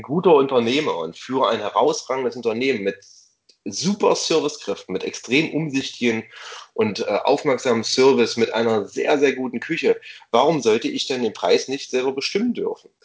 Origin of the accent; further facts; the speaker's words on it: East Germany, Germany; Erlebe ich als gebürtiger Ossi